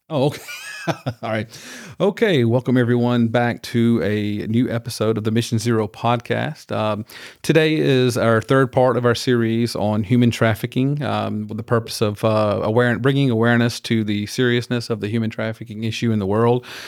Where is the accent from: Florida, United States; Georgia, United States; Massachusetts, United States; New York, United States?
Georgia, United States; rural; now in Houston, United States; I grew up in Georgia, but, n, not in Atlanta